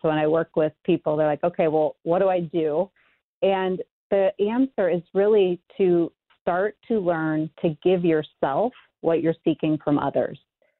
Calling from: Chicago, Illinois, United States; I am in Chicago. Warm and sunny.

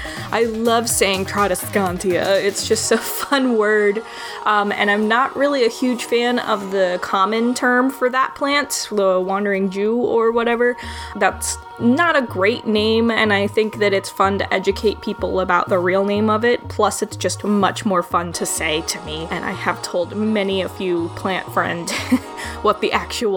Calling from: Chicago, Illinois, United States; I'm a listener from Chicago here in the U.S.

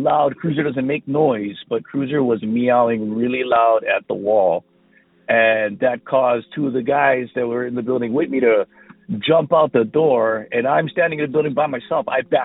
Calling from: Big Island of Hawaii, United States; I'm calling from the Big Island of Hawaii.

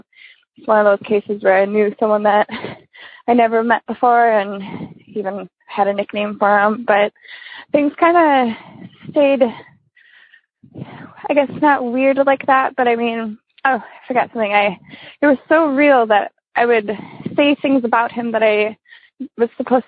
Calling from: Wisconsin, United States; from Wisconsin.

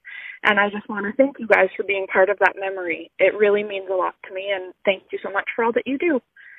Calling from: Okotoks, Alberta, Canada; I'm calling from Okotoks, Alberta, which is just south of Calgary. It's a small town.

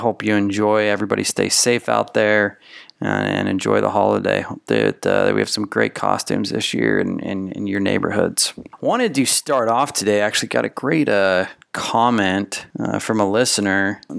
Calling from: Philippines; English is a second language; I'm from the Philippines and my family never talk about money.

